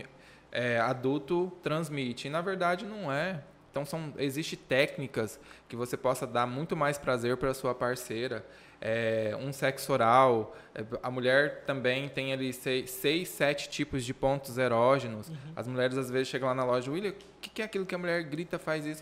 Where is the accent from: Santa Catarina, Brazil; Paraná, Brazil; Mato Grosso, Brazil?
Mato Grosso, Brazil; Rondonópolis; also born or lived in Costa Marques, Rondônia; eu só nasci em Rondônia, eu fui adotado com seis meses de vida